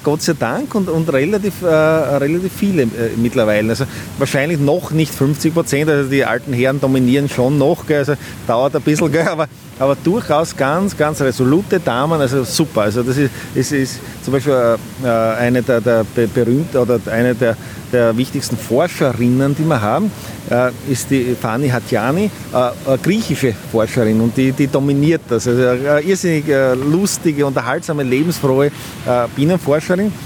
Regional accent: Austria; bin Imker aus Österreich

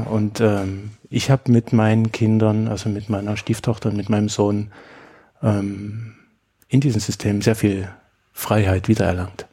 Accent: Germany; Also ich bin in der DDR aufgewachsen

